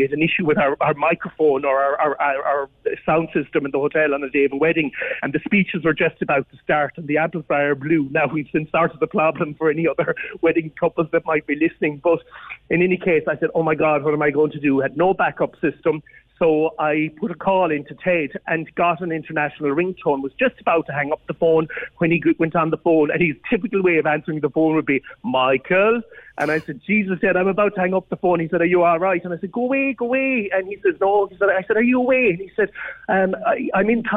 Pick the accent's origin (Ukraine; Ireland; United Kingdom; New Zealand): Ireland; Newcastle West, Munster; now in Cork, Ireland; I'm originally from West Limerick myself, PJ, and I suppose adopted by the people of Cork, but growing up in West Limerick, close to the town of Natattra West